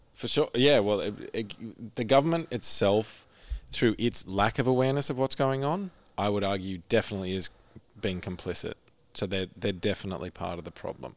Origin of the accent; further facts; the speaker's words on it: Orange, New South Wales, Australia; I grew up in Orange